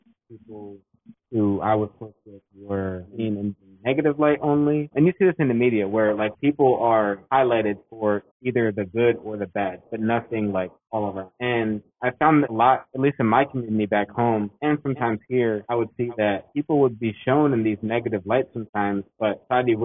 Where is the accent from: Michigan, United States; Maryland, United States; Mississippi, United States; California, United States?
Maryland, United States; Annapolis; Sura Sona, who I grew up with in Annapolis, Maryland